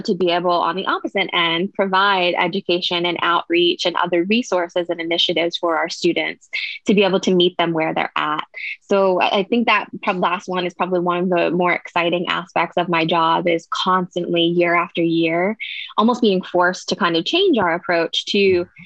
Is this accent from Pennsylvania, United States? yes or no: yes; Pittsburgh, Pennsylvania, United States; moved away as an adult; now in Austin, United States; I'm actually from the Pittsburgh, Pennsylvania area